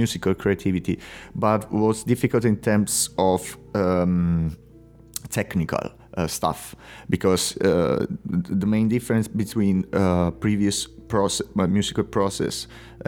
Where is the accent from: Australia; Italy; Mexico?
Italy; English is a second language; moved away as an adult; now in Spain; living in Spain since 8 years right now. I'm from Italy.